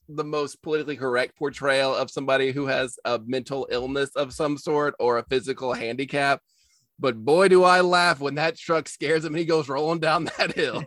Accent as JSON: {"language": "English", "country": "United States", "said": "as an American"}